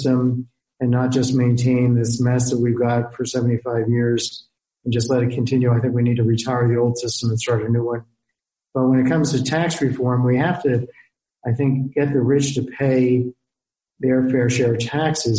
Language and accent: English; United States; as an American